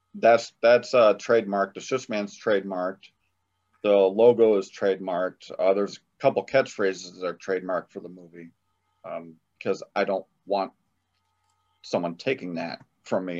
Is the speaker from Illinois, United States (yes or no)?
yes; Illinois, United States; also born or lived in South Carolina; I'm from Illinois.